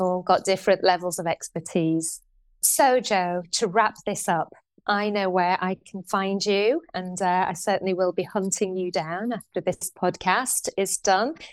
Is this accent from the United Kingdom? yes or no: yes; Shipley, Yorkshire and the Humber, United Kingdom; I grew up in Shipley